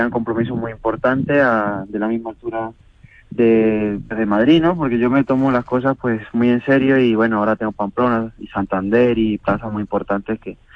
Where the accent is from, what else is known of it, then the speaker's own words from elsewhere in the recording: Venezuela; now in Escalona, Spain; Bueno, pues desde que llegué de Venezuela hace siete años, pues se unieron las circunstancias para, para con, con amigos y familiares que estaban en, en Escalona